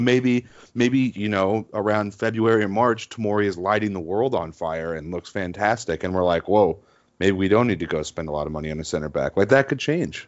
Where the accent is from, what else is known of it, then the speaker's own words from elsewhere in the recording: United States; I'm American